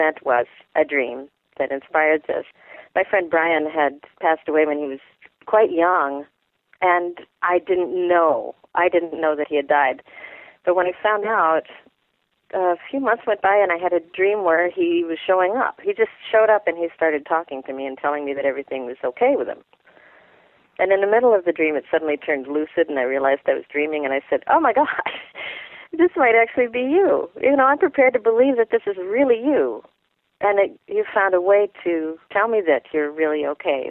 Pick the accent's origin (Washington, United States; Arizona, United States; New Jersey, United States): Washington, United States; Vashon; I grew up on Vashon.